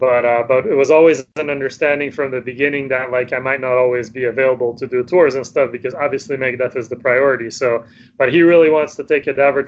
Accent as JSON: {"language": "English", "country": "Sweden", "second_language": "English", "said": "so we're from Sweden."}